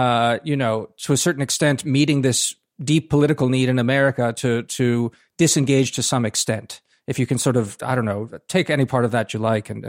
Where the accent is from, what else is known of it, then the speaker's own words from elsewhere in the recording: United States; as an American looking at all of this